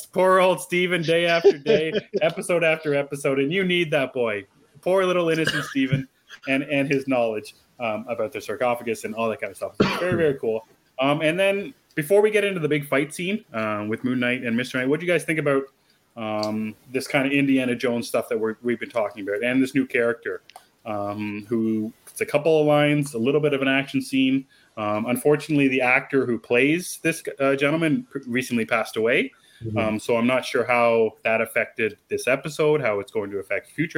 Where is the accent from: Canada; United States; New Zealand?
Canada; I'm from Canada